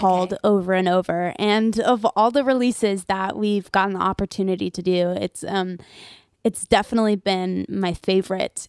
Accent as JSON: {"language": "English", "town": "Nashville", "region": "Tennessee", "country": "United States", "tie": "born or raised there", "said": "I'm born and raised in Nashville"}